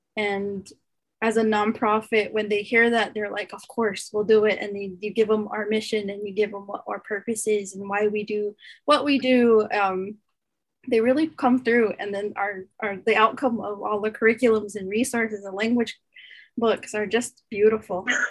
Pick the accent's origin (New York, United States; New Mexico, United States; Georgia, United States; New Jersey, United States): New Mexico, United States; Santo Domingo Pueblo; moved away as an adult; now in Canada; I'm come from the Pueblo of Santo Domingo, New Mexico, USA